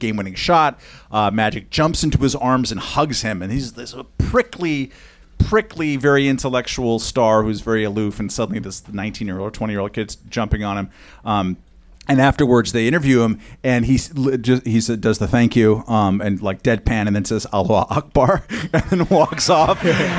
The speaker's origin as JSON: {"language": "English", "region": "Southern California", "country": "United States", "said": "I'm from Southern California."}